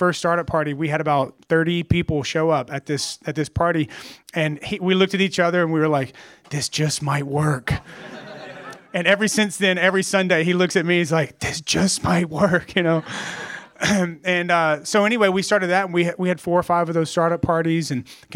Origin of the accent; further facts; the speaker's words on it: Bogalusa, Louisiana, United States; moved away as an adult; also born or lived in Baton Rouge / Dallas; now in San Francisco, United States; we're from Louisiana. I was born in Bogalusa